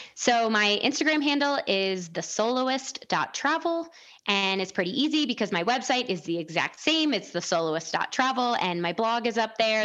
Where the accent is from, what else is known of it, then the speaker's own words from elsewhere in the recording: outside Chicago, Illinois, United States; moved away; I grew up outside Chicago